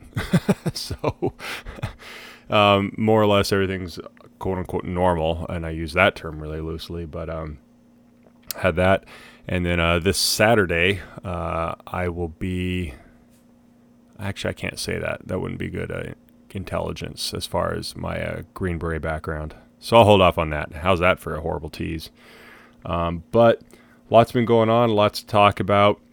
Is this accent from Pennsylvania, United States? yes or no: no; Colorado, United States; I was born in Colorado and I spent a lot of my life in Colorado